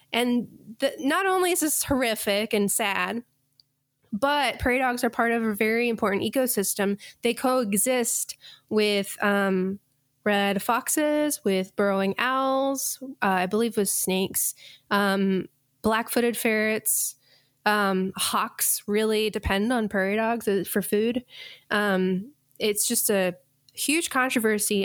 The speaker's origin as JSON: {"language": "English", "region": "Colorado", "country": "United States", "tie": "born or raised there", "said": "growing up in Colorado"}